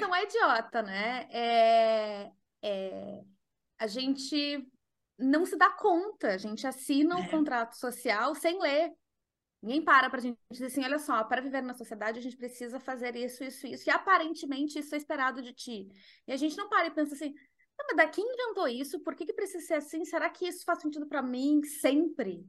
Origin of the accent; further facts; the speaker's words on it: Porto Alegre, Rio Grande do Sul, Brazil; moved away as an adult; now in Netherlands; Eu sou de Porto Alegre e hoje eu moro na Holanda, faz seis anos que eu moro na Holanda.